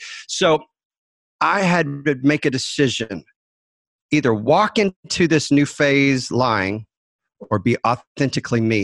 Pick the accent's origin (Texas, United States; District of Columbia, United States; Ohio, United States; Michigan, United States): Texas, United States; Dallas; I was raised in Dallas